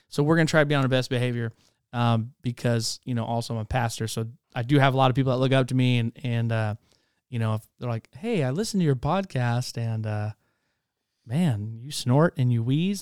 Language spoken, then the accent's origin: English; Spokane, Washington, United States; also born or lived in Charleston, South Carolina; now in Waxahachie, United States; Born in Charleston, South Carolina, was raised in Spokane, Washington, moved here to Texas, Waxahachie, Texas, and that's where I've been now since two thousand nine